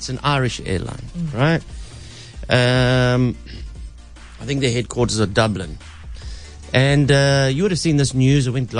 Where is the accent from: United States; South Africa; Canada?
South Africa; I'm a South African.